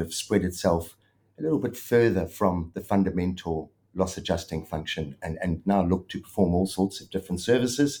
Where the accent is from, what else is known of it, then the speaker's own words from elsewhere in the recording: South Africa; accent: South African twang; moved away as an adult; now in Melbourne, Australia; Obviously, I'm South African, grew up in South Africa, and I'd started my adjusting career up there and had 17 odd years in South Africa